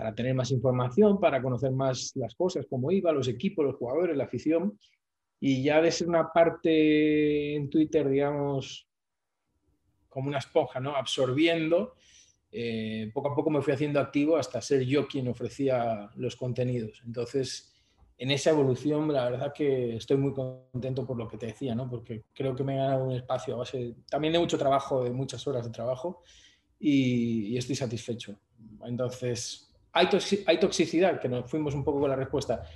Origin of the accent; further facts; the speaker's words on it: Oviedo, Asturias, Spain; now in Bolivia; España, que es de donde yo soy